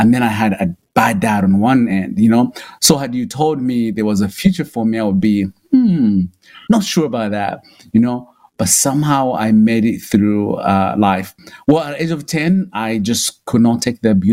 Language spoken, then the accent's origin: English; Kabale, Western Region, Uganda; moved away as an adult; also born or lived in Los Angeles; now in North Carolina, United States; I come from a small little town called Kabale, right at the border of Uganda, Rwanda, and Congo.